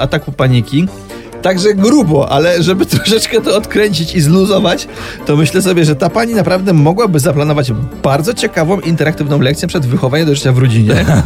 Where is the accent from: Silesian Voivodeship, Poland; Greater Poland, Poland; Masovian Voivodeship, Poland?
Silesian Voivodeship, Poland; pochodzę ze Śląsku